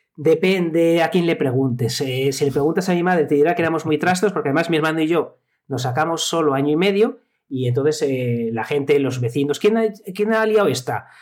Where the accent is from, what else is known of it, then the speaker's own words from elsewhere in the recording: Salamanca, Castile and León, Spain; moved away as an adult; also born or lived in Zamora; en Salamanca. Soy salmantino